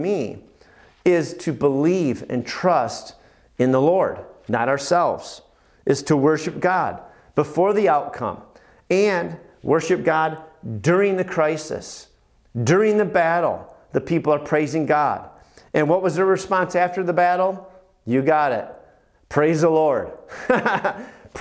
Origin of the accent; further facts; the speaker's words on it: United States; as an American